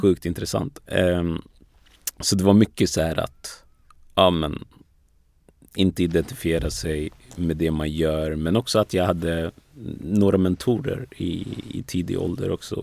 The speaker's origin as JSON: {"language": "Swedish", "town": "Västerås", "region": "Västmanland", "country": "Sweden", "tie": "born or raised there", "also_born_or_lived": "Ghana / Togo", "said": "jag är uppvuxen i Västerås mm. från början"}